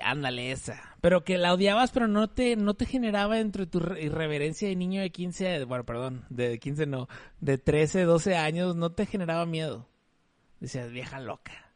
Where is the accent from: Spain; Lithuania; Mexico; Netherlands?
Mexico; soy mexicano y somos bastante chileros